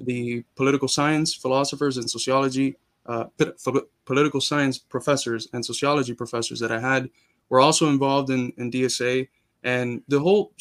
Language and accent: English; Miami, Florida, United States; also born or lived in Cuba; I was born in Cuba, but I grew up in Miami.